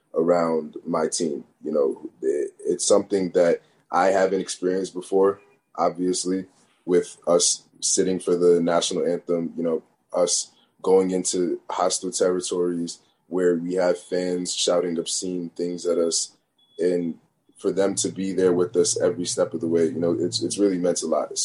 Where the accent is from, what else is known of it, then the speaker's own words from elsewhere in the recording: Northeast, United States; growing up in the Northeast.